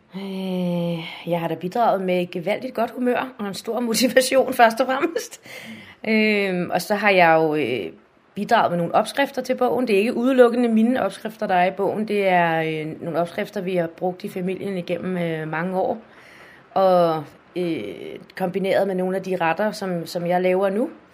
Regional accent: Hørsholm, Capital Region of Denmark, Denmark; jeg er født og opvokset i Hørsholm og bor her stadig

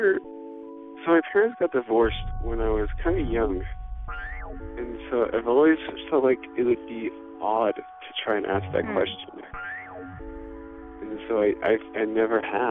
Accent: Dallas, Texas, United States; moved away; I'm from Dallas

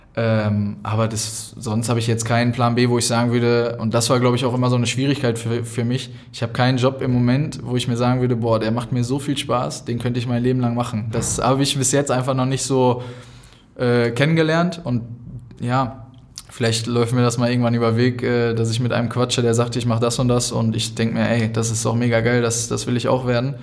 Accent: Dortmund, North Rhine-Westphalia, Germany; moved away as an adult; also born or lived in Sandhausen; Ich komme ja hierher, das heißt, ich hatte das Glück, in meiner Heimat Profispieler zu werden

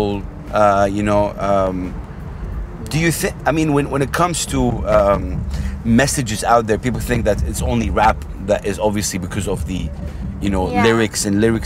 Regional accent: Saudi Arabia; I'm from Saudi Arabia

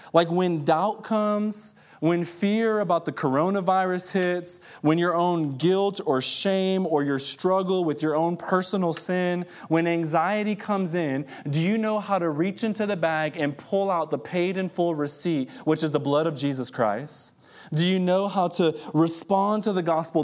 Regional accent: Detroit, Michigan, United States; moved away; I'm from Detroit originally, and, uh, I grew up in the hood

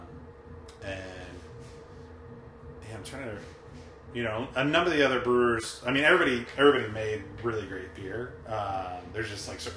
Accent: United States; as an American

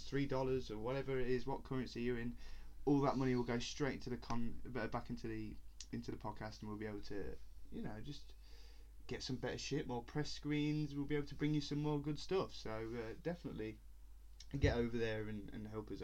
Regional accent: Leicester, East Midlands, United Kingdom; from Leicester, England.

